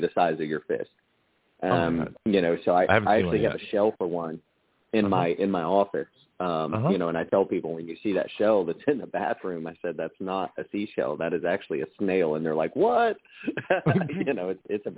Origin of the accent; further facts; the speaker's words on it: Central Florida, United States; I grew up in Central Florida for half my life